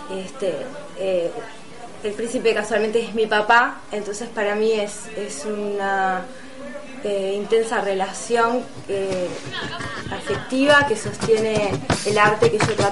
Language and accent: Spanish; Montevideo, Uruguay; soy de Montevideo, Uruguay.